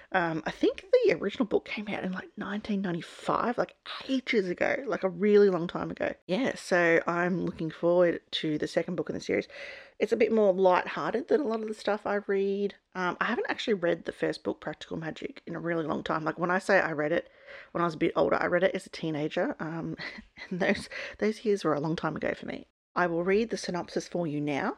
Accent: Australia; I'm an Aussie

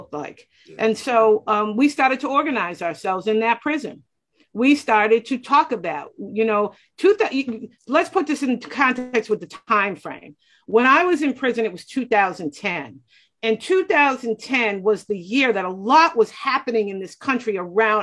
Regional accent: Boston, Massachusetts, United States; I grew up in Roxbury in the most incarcerated corridor in the Commonwealth of Massachusetts, which happens to be where I still live

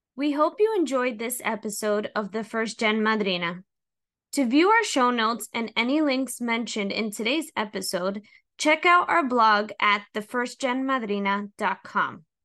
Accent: Hudson County, New Jersey, United States; I was born and raised in Hudson County, New Jersey

